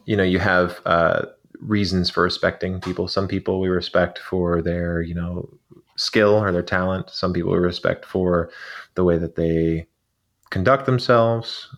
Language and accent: English; Arizona, United States; we were in Arizona and it was, um, like a early morning on a January day and we were climbing this, uh, rise out behind my hometown